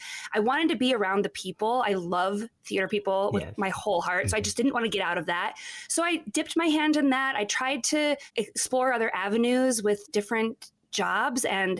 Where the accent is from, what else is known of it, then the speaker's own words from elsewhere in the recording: Billings, Montana, United States; moved away as an adult; also born or lived in Ohio; now in New York, United States; So I'm from Billings, Montana, born and raised